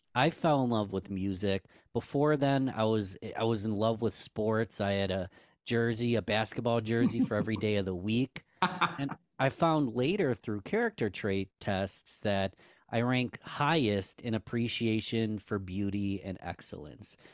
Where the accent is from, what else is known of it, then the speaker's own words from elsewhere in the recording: Rochester, New York, United States; I'm born and raised in Rochester, New York.